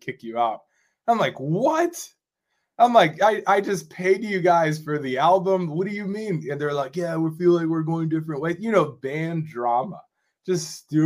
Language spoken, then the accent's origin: English; Rochester, New York, United States; my hometown, which is Rochester, New York.